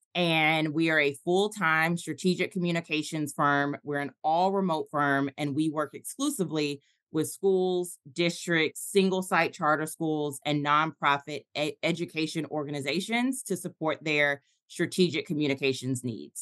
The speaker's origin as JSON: {"language": "English", "town": "Atlanta", "region": "Georgia", "country": "United States", "tie": "born or raised there", "also_born_or_lived": "Tulsa, Oklahoma", "said": "I moved back to my hometown of Atlanta"}